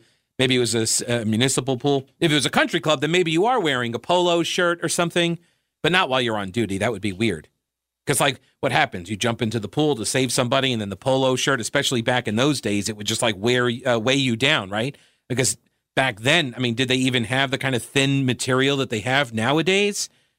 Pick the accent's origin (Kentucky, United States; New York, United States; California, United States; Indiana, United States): New York, United States; Long Island; I grew up on Long Island. I can attest lots of people take the train to work